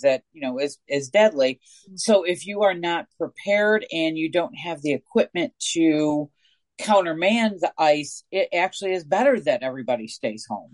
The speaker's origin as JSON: {"language": "English", "region": "Northeast", "country": "United States", "moved": "yes", "lives_now": "Coastal Mississippi, United States", "said": "I am from the Northeast"}